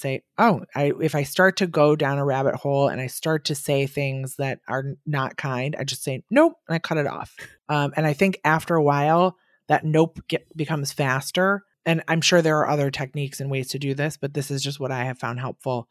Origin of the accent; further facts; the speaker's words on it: Wisconsin, United States; now in New York, United States; I'm from Wisconsin, and I'm here in New York